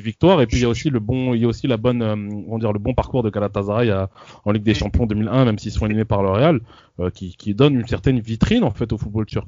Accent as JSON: {"language": "French", "country": "France", "said": "en tant que français"}